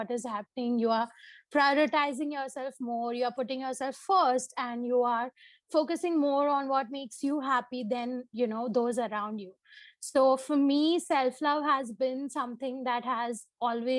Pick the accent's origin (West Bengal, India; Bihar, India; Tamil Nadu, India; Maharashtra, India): Maharashtra, India; Mumbai; Born and brought up in Bombay